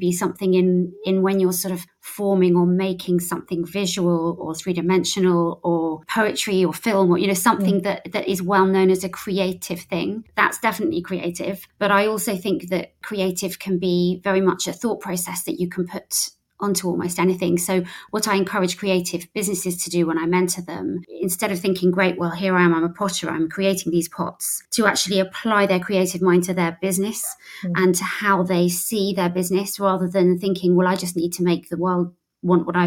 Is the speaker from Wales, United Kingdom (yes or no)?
no; St Albans, East of England, United Kingdom; moved away; I was originally from St Albans